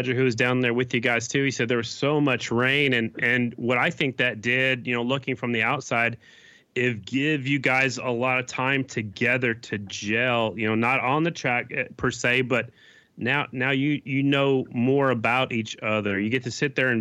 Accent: Oklahoma, United States; I'm from Oklahoma

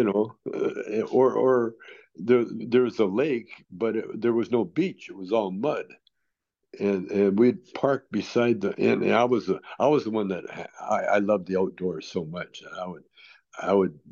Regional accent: Canada; I grew up in Canada

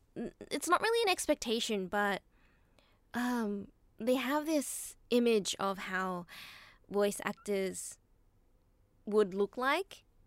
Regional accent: Australia; now in Japan; I grew up in Australia

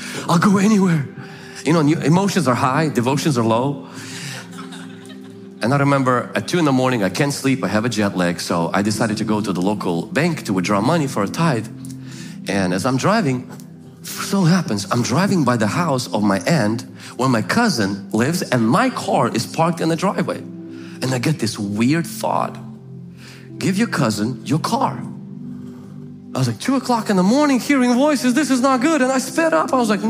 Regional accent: Ukraine; now in United States; I remember when we came from the Ukraine and I let my cousin borrow my car.

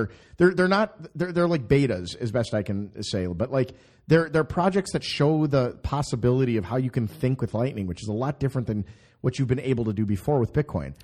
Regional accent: Minnesota, United States; I come from Minnesota

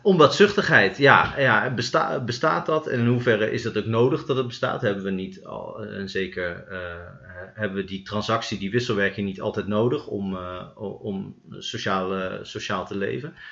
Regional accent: Utrecht, Netherlands; Wij komen allebei uit Utrecht.

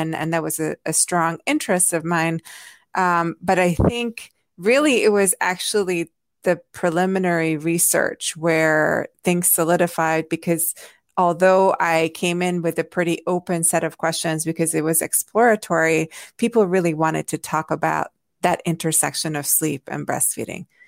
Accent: Hungary; English is a second language; moved away; I grew up in Hungary

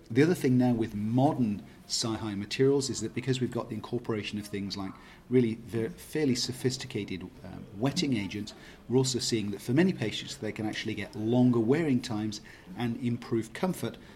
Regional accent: United Kingdom; moved away as an adult; now in Waterloo, Canada; Waterloo is about an hour and a half to the west of Toronto, so I'm now based in Canada. Um, I'm originally a British trained optometrist, moved to Canada almost exactly 20 years or so ago.

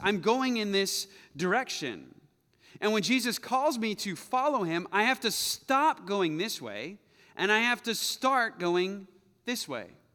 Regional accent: United States; I'm American

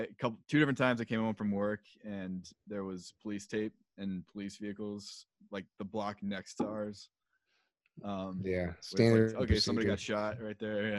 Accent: St. Louis, Missouri, United States; now in Kansas, United States; I'm from St. Louis too, by the way. I don't currently live there.

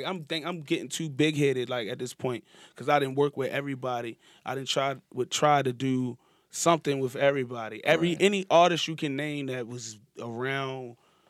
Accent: Baltimore, Maryland, United States; Like, I'm from East Baltimore.

